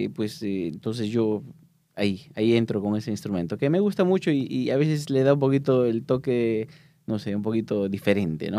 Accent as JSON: {"language": "Spanish", "country": "Peru", "moved": "yes", "said": "soy de Perú"}